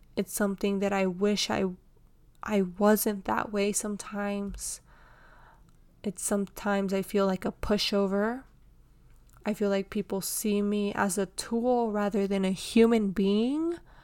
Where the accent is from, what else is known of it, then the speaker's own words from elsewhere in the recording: Houston, Texas, United States; born and raised in Houston, Texas